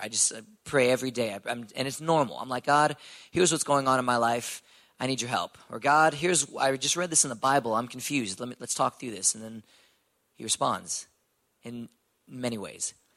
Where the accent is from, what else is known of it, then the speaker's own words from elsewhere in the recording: Houston, Texas, United States; I'm from Houston, Texas, born and raised.